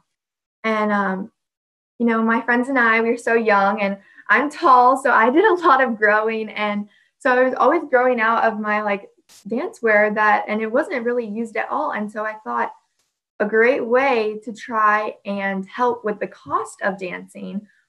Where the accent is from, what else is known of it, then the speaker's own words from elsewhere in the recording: Central Florida, United States; I'm 17 years old, and I'm from Central Florida